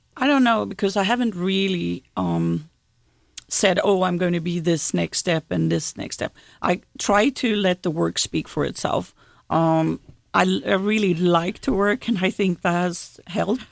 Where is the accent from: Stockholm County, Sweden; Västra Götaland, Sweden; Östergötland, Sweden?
Västra Götaland, Sweden; Gothenburg; now in South Carolina, United States; I grew up in Sweden's second largest city, Gothenburg